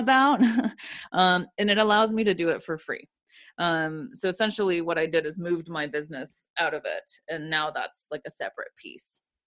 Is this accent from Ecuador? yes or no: yes; Ecuador; now in Atlanta, United States; when I was growing up in Ecuador, I went to a Jewish school